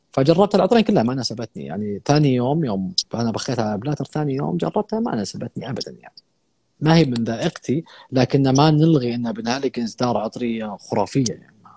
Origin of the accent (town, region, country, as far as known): Saudi Arabia